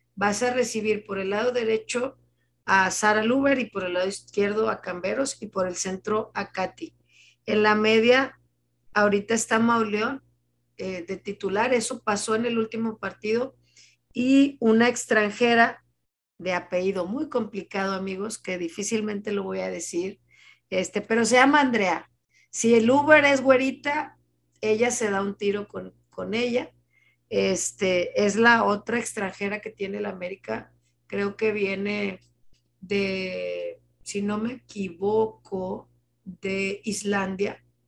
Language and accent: Spanish; Monterrey, Nuevo León, Mexico; Como regios